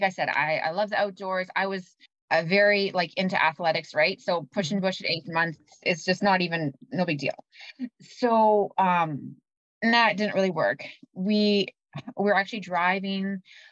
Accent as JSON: {"language": "English", "town": "Winkler", "region": "Manitoba", "country": "Canada", "tie": "born or raised there", "lives_now": "Winnipeg, Canada", "said": "I grew up in Winkler"}